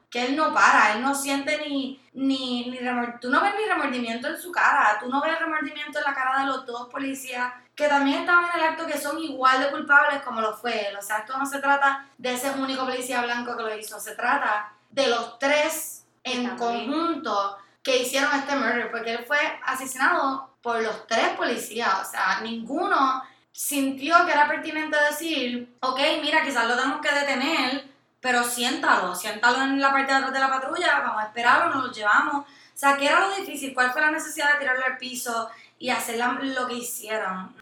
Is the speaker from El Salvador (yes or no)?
no; Puerto Rico; Aquí en Puerto Rico todos somos latinos